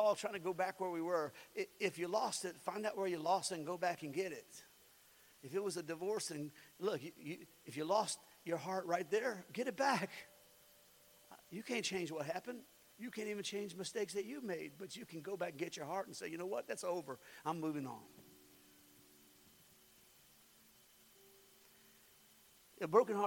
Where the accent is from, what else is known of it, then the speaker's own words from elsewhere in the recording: United States; I was born in the United States of America.